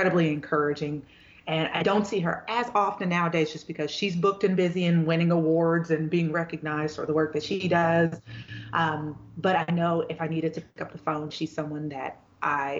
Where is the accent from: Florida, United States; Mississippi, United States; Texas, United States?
Texas, United States; Houston; moved away as an adult; also born or lived in Dallas; From Houston. So I'm a Texan through and through.